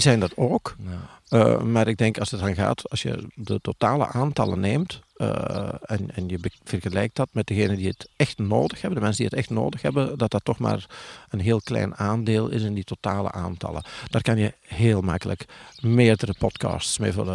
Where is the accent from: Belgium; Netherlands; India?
Belgium; Tessenderlo, Flanders; bij ons in Torp in oh. Tersenderlo